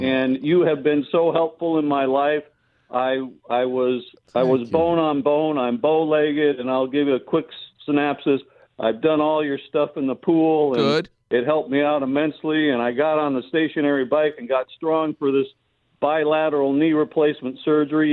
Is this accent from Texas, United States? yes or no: no; Los Angeles, California, United States; The San Fernando Valley. I'm a Valley boy